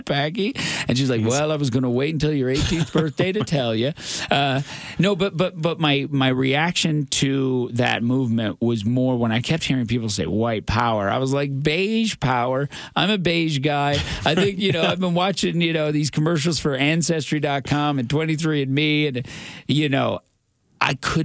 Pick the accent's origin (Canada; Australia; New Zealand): Canada; Newfoundland and Labrador; as a Newfoundlander, grew up in Newfoundland, thinking I was white